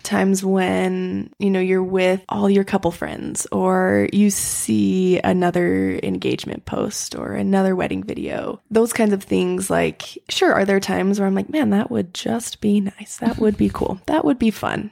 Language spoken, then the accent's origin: English; Utah, United States; I grew up in Utah